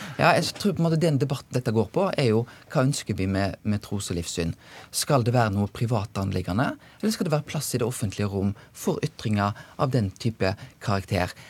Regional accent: Bømlo, Vestland, Norway; jeg kommer sjøl fra Bømlo

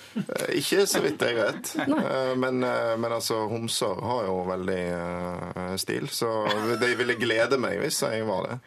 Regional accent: Bergen, Vestland, Norway; now in Oslo, Norway; Jeg vokste opp i Bergen med en far fra Oslo

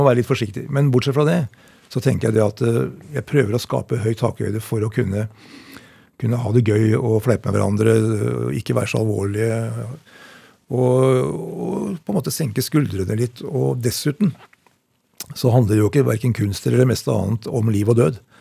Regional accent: Oppegård, Akershus, Norway; also born or lived in Elverum / Asker; jeg vokste opp i Oppegård eh, kommune, på Greverud nærmere bestemt.

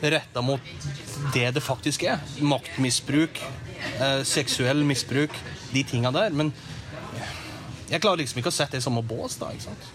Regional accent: Norway; moved away as an adult; now in Washington, United States

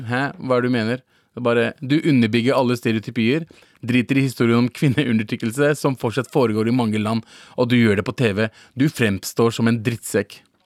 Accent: Norway; Jeg er faktisk fra Norge

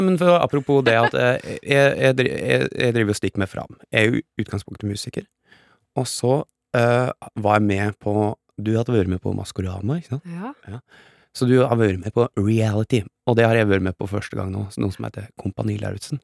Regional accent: Geilo, Buskerud, Norway; jeg er fra Geilo, ja. Eh, og det er i toppen av Hallingdal.

